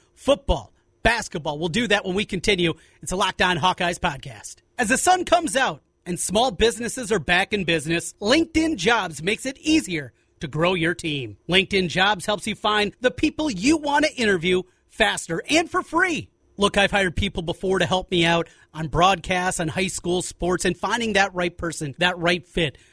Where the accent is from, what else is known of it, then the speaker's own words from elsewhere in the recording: New Haven, Iowa, United States; I grew up in Osage, in fact, a little town by Osage, way up in north central Iowa, New Haven's a little town of about forty people